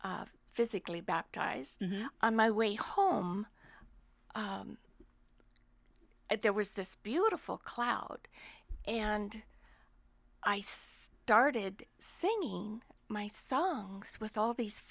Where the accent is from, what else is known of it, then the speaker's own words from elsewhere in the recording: Washington, United States; I'm from Washington State.